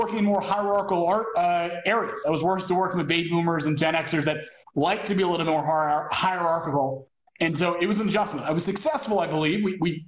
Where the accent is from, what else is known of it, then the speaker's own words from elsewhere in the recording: northern New Jersey, United States; moved away as an adult; also born or lived in Michigan / Asia; I moved from northern New Jersey, where I'd been all this luck and wonderful things with my parents and travel